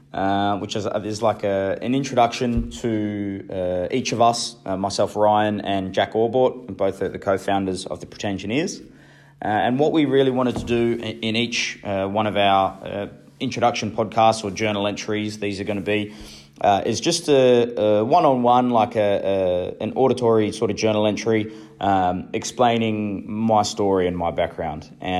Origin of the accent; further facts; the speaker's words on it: New Zealand; now in Australia; So like a lot of the rest of Australians, I'm an immigrant. And although I'm pretty proud of being a Kiwi, I obviously love living in Australia